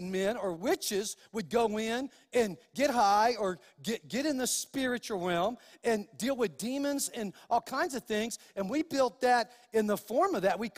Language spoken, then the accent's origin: English; New Mexico, United States; also born or lived in California; And so, even though I was born in Cali, I, I claim New Mexico as my home. And so, because this is where I've lived most of my life